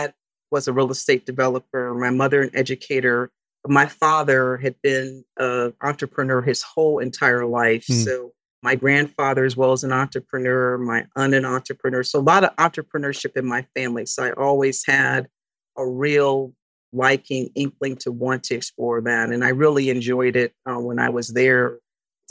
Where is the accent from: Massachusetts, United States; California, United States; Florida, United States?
California, United States; Hawthorne; moved away as an adult; also born or lived in San Francisco, California; now in California, United States; I was born in San Francisco, and at a very early age, my parents moved to Southern California. I was primarily raised in Hawthorne, California, which is a suburb of Los Angeles